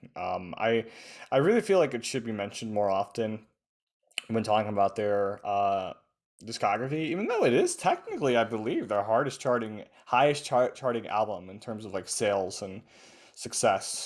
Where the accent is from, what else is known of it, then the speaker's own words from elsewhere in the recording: United States; I'm American